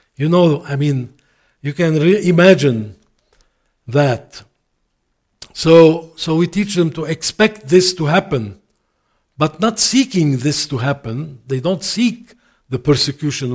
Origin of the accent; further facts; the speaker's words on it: Lebanon; first language Arabic; English is a second language; also born or lived in Canada; I went back with my family to Lebanon, my mother, my home country